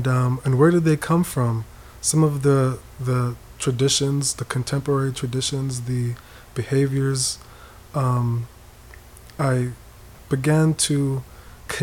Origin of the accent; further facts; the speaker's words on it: East Coast, United States; Even though I grew up on the East Coast, we pretty much kept to ourselves.